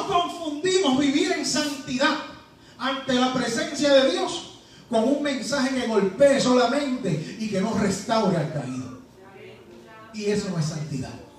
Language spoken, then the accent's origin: Spanish; Puerto Rico; now in Georgia, United States; soy puertorriqueño